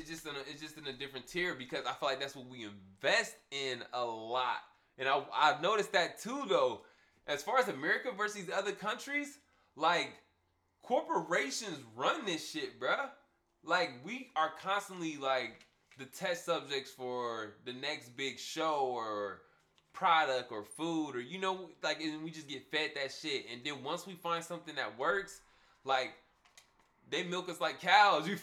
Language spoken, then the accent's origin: English; United States; being American